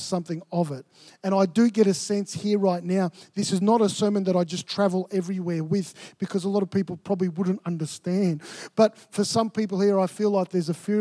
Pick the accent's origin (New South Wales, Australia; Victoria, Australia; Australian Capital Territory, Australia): Victoria, Australia; Melbourne; moved away as an adult; I grew up in Melbourne